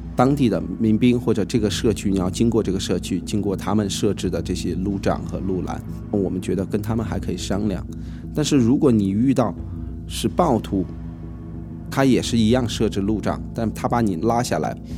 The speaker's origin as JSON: {"language": "Chinese", "country": "China", "said": "我们中国人要撤离了"}